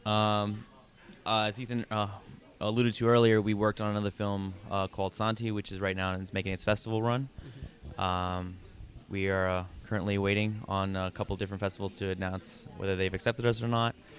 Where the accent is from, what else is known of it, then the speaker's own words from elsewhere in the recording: New York City, New York, United States; I've been living here since I was six years old